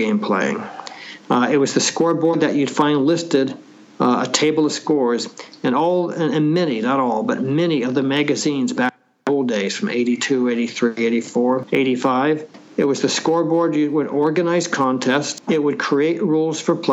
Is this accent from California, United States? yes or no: yes; Anaheim, California, United States; also born or lived in Oakland, California; As a youngster, we moved down to Anaheim, California